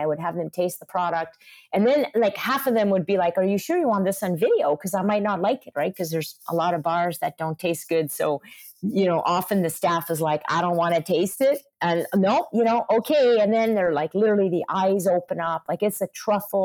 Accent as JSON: {"language": "English", "region": "Quebec", "country": "Canada", "tie": "born or raised there", "said": "I'm from Quebec. I grew up on butter and eggs and cheese and rich sauces and red meat stews"}